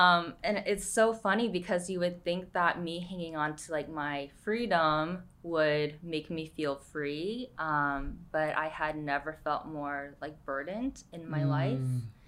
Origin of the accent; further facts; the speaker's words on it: New York, United States; moved away as an adult; also born or lived in San Francisco / Boston; now in Chino Hills, United States; We grew up in New York.